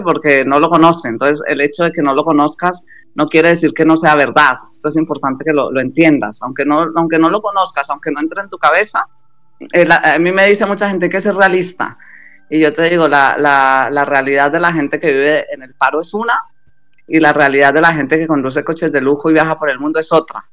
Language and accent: Spanish; Colombia; now in Spain; soy, colombiana